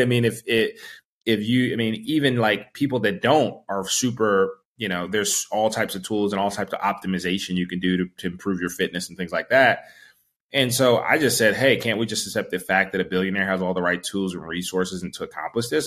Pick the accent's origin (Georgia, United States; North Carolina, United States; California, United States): North Carolina, United States; Charlotte; I grew up in Charlotte